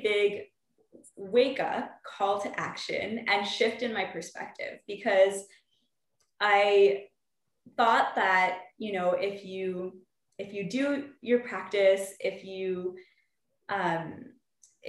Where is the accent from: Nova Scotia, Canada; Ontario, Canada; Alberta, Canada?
Alberta, Canada; Calgary; I'm from Calgary, Alberta